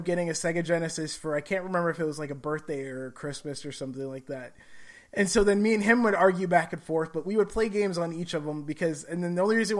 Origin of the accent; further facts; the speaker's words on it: Gary, Indiana, United States; because I grew up in Gary, Indiana, so it was like roughly an hour and a half to hour, 45-minute trip to the hospital and back by car.